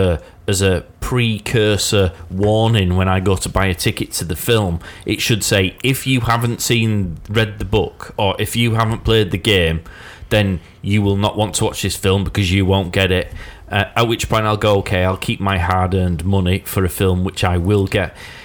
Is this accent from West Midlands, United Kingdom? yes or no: no; Yorkshire and the Humber, United Kingdom; I, as a Yorkshireman